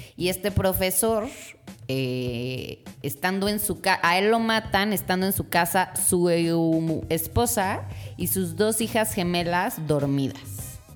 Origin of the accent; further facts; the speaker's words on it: Mexico; uno como latino mexicano